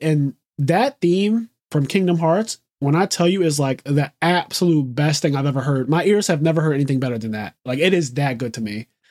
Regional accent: United States; first language English; being an American, being an English speaker is my first language and really the only language that I speak

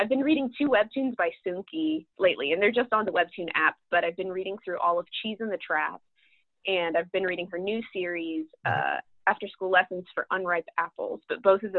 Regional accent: Birmingham, Alabama, United States; So I grew up in Birmingham, Alabama, which is why I talk quite a bit about the South and the Deep South in this book. And that's kind of why, it's because that's the heritage that I have. I grew up in Birmingham

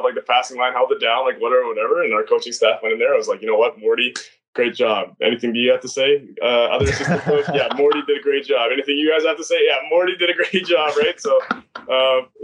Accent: Lethbridge, Alberta, Canada; moved away as an adult; also born or lived in Saskatchewan; I'm from Lethbridge, Alberta

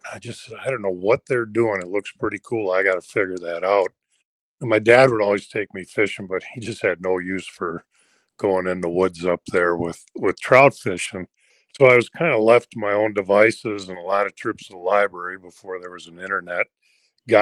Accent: Brookfield, Wisconsin, United States; I'm in Brookfield, Wisconsin, which is one of the western suburbs of Milwaukee. So I was born and grew up here

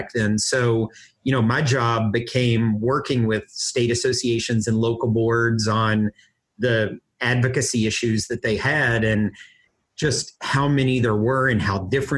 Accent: Kentucky, United States; moved away as an adult; also born or lived in Washington, D.C.; I grew up in Kentucky

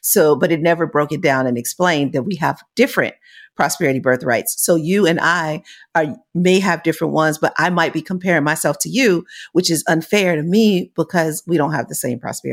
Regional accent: United States; I'm from America

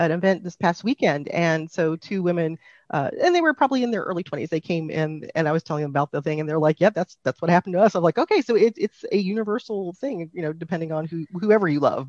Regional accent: Phoenix, Arizona, United States; I'm from Phoenix, Arizona

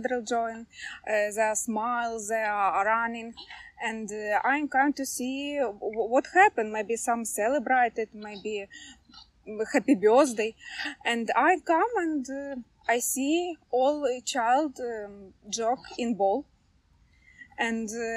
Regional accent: Ukraine; English is a second language; now in Zagreb, Croatia; We are from Ukraine.

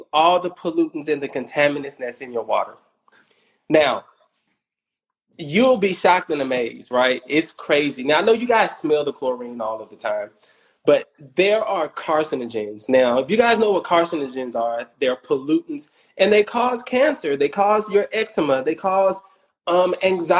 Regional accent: Houston, Texas, United States; I'm from Third Ward

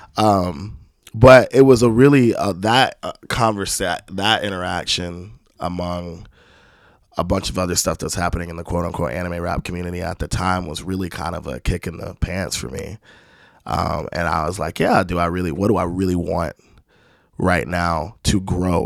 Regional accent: Spanish Fort, Alabama, United States; also born or lived in Landstuhl, Germany / California; my mom moved with me back to the Mobile area in Alabama

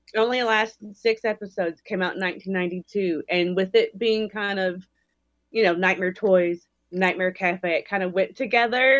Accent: Alabama, United States; now in Las Vegas, United States; we're from Alabama

